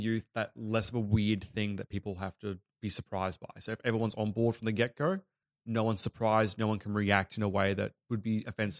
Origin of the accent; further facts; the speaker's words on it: Australia; I was born in Australia, raised, went to Australian school. Like, so I have been fully assimilated